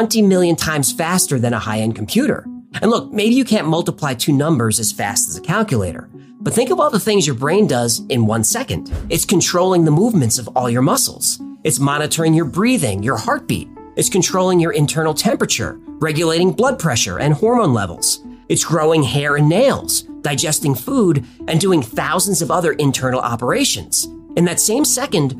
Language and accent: English; United States; I'm an American.